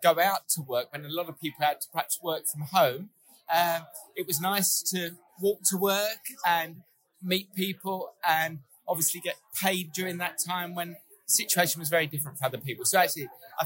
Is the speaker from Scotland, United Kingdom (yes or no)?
no; London, United Kingdom; moved away as an adult; now in Sheffield, United Kingdom; I grew up in the East End of London. And I went to university in Sheffield and stayed ever since.